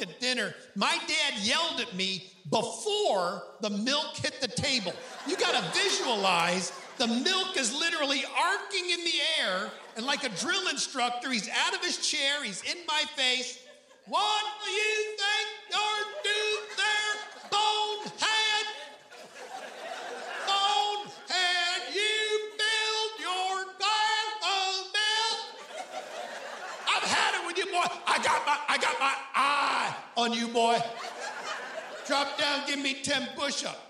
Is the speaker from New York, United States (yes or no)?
yes; Hornell, New York, United States; My hometown is Hornell, New York.